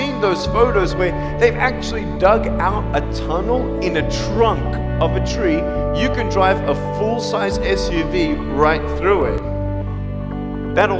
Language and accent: English; Australia; now in Los Angeles, United States; I'm from Australia.